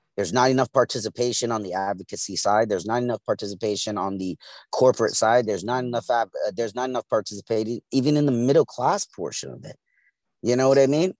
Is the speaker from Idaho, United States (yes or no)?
no; New York City, New York, United States; I'm from East New York, Brooklyn. Grew up, and, raised and, the whole nine.